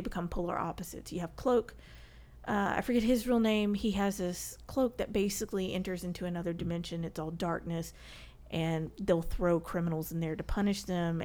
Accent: the South, United States; accent: southern; my southern accent

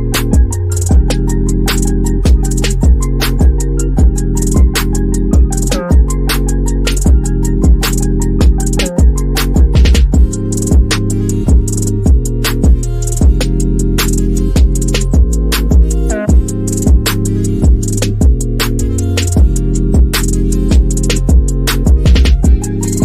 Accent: Brookhaven, United States; moved away; also born or lived in Bogalusa; I'm from Brookhaven. I'm straight out the hood.

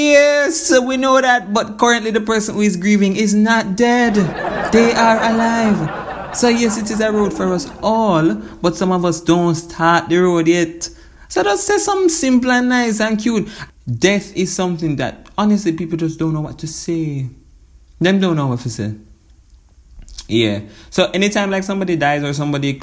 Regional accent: Jamaica

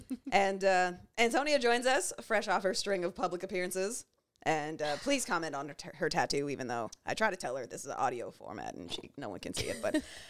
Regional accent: Canada; You're here to be fun, fine, black, and Canadian like us, and you're not that sorry about it.

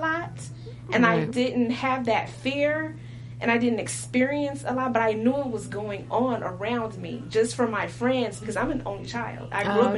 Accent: Compton, California, United States; I grew up in Compton.

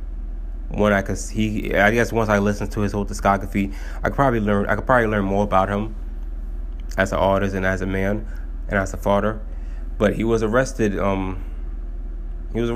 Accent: Haiti; I'm from Haiti

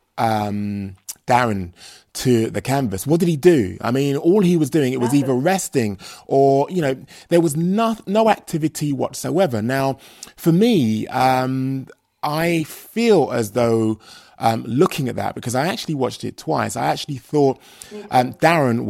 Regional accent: London, United Kingdom; he reps my hometown, he reps where I'm from, and that is East London

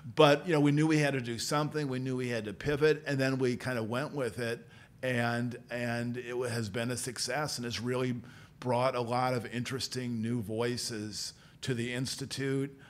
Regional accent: Peoria, Illinois, United States; moved away as an adult; also born or lived in Galesburg, Illinois / Springfield, Illinois / Washington, District of Columbia, United States; now in Carbondale, United States; I grew up uh, in Peoria

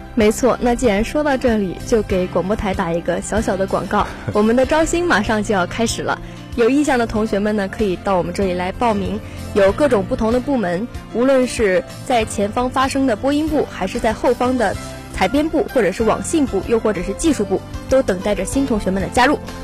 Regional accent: Northeast China, China; moved away as an adult; now in Zhanjiang, China; 我呢又是一个土生土长的东北人

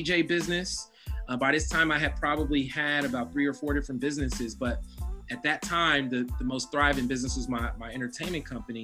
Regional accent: Oakland, California, United States; I was born in 1982, so I was raised in Oakland in the 80s

